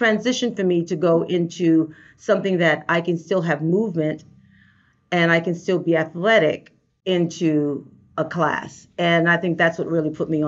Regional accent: New York City, New York, United States; I am definitely a native New Yorker. I grew up in Brooklyn

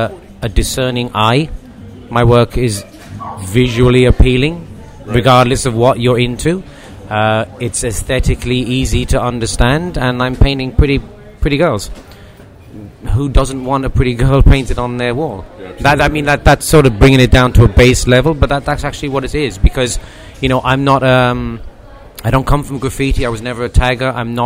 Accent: Ireland; now in London, United Kingdom; I'm originally from Ireland. But I've lived away from there most of my life, so my accent is so bad now that even people in Ireland don't know that I'm from there.

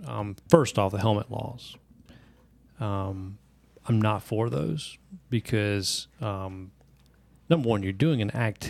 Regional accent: South Carolina, United States; moved away; I'm from South Carolina originally

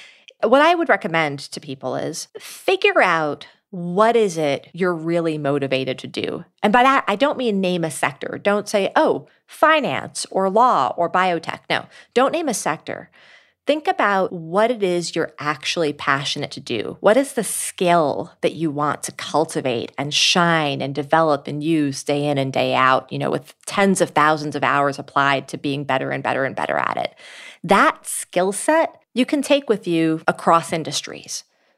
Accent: New York City, New York, United States; in nonprofit work in New York City, my hometown.

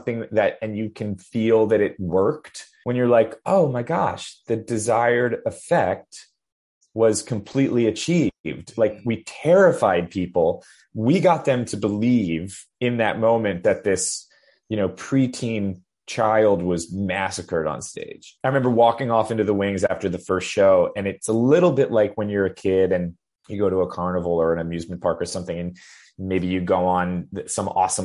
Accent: Wilmington, Delaware, United States; now in Brooklyn, New York, United States; I grew up in Wilmington, Delaware, in a small suburb, in a small state.

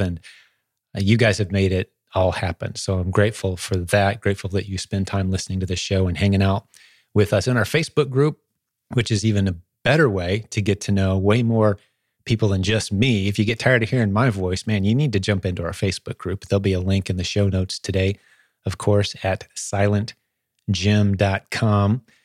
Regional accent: Indianapolis, Indiana, United States; in Indianapolis, fly to my hometown

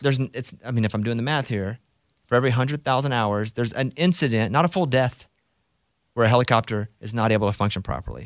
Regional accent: Arkansas, United States; Because I'm from Arkansas, we're taught to not like Texas

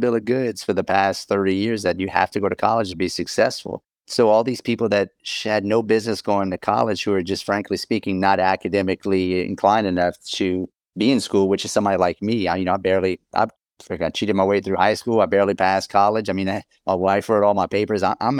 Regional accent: Louisiana, United States; A lot of times I'm from South Louisiana.

